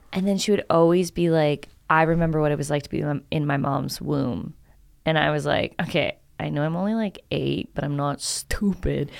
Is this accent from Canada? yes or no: yes; Canada; moved away; I'm Canadian